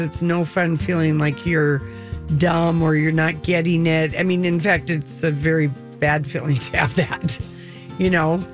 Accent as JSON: {"language": "English", "town": "Duluth", "region": "Minnesota", "country": "United States", "moved": "as an adult", "said": "I was from Duluth"}